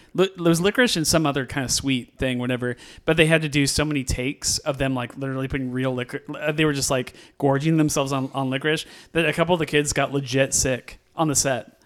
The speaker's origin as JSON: {"language": "English", "area": "West Coast", "region": "California", "country": "United States", "tie": "born or raised there", "said": "I grew up in the West Coast"}